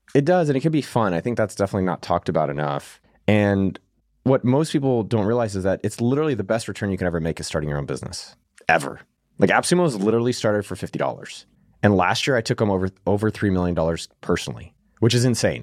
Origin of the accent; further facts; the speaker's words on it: Silicon Valley, California, United States; I come from Silicon Valley where I was very lucky to be around this, like, elite environment, working for Zuckerberg directly, growing up literally a few miles from Apple headquarters